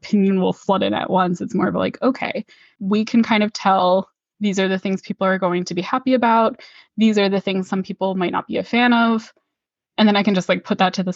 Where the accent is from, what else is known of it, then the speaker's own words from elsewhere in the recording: Pennsylvania, United States; my hometown in Pennsylvania